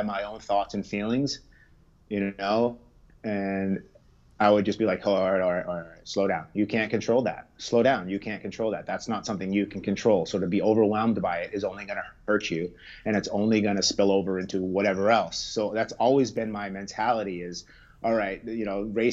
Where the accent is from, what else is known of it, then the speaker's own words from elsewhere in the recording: Harwich, Massachusetts, United States; also born or lived in Brooklyn; So we're from Cape Cod. We're from Harwich. I spent most of my first 11 years in Harwich